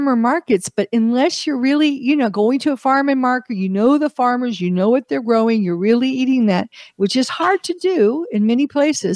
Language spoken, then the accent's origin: English; United States; also born or lived in Europe; I'm an American.